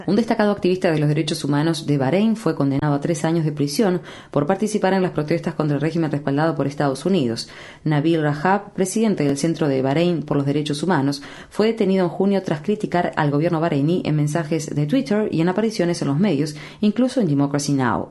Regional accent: Ecuador

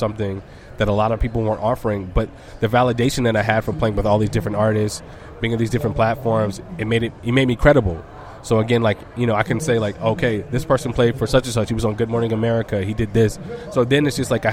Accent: Birmingham, Alabama, United States; we're two kids from Birmingham who like had a dream, who used to perform locally.

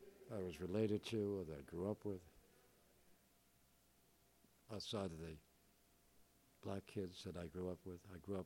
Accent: New York, United States; accent: Bronx; But I'd fallen in love with England. The language. I lost my Bronx accent. I started speaking English properly.

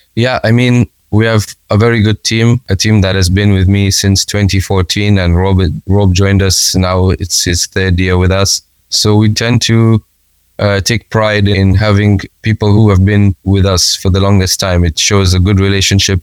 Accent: Kenya; us as Kenyans

